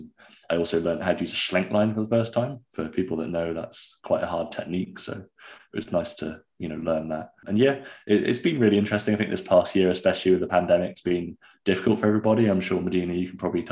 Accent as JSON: {"language": "English", "area": "Gloucestershire", "region": "South West England", "country": "United Kingdom", "also_born_or_lived": "Cardiff", "moved": "as an adult", "lives_now": "Glasgow, United Kingdom", "said": "originally I'm from Gloucestershire"}